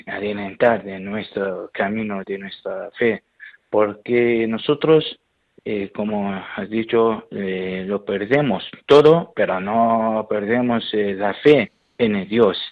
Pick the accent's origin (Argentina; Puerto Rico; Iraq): Iraq; Spanish is a second language; now in Albacete, Spain; soy sacerdote de Irak, donde estoy trabajando en eh, España